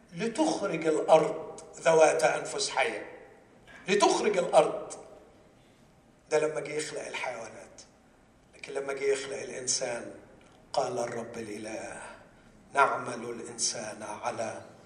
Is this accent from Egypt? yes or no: yes; Egypt; عندنا في مصر